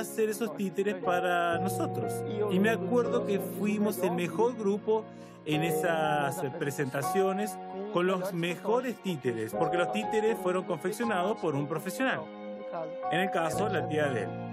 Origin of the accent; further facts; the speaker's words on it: Belém, Pará, Brazil; moved away as an adult; also born or lived in São Paulo; yo nací en Belén de Pará y después me mudé para San Pablo para cursar periodismo